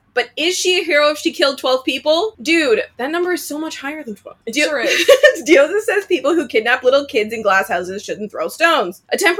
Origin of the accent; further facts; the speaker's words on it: Canada; I'm Canadian.